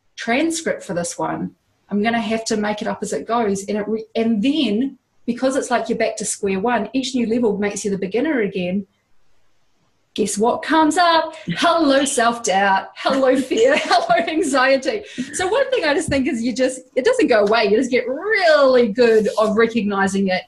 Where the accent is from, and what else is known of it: Hawke's Bay, New Zealand; born or raised there